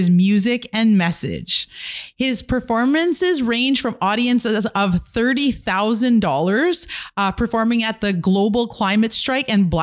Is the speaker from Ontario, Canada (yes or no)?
no; Kitigan Zibi, Quebec, Canada; I'm an entrepreneur from Kitigan, Zibi, Anishinaabe.